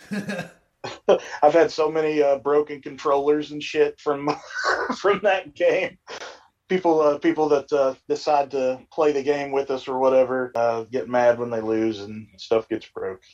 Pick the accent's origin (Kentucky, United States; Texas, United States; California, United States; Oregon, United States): Kentucky, United States; now in West Virginia, United States; we're all from Kentucky. I just happen to live in West Virginia right now